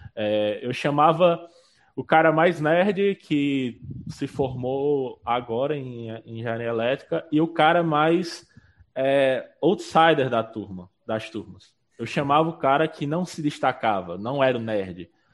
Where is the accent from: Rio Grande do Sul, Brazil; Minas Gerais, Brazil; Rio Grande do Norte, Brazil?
Rio Grande do Norte, Brazil; Pau dos Ferros; eu sou de Pau dos Ferros, eu, estudei lá